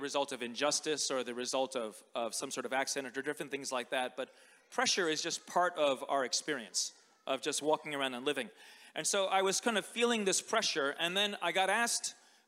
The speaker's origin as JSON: {"language": "English", "country": "United States", "tie": "born or raised there", "moved": "yes", "said": "growing up in America, a fortnight was like a vocabulary word from my English literature class"}